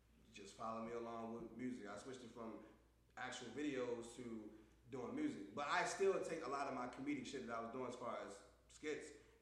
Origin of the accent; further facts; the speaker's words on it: Baltimore, Maryland, United States; moved away; also born or lived in Jackson Wood; I'm originally from Baltimore